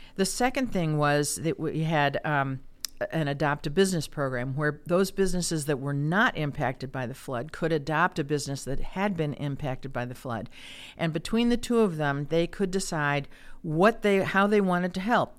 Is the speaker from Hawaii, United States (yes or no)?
no; Chicago, Illinois, United States; moved away as an adult; also born or lived in Kansas / Iowa City, Iowa; now in Cedar Rapids, United States; I'm from the Chicago area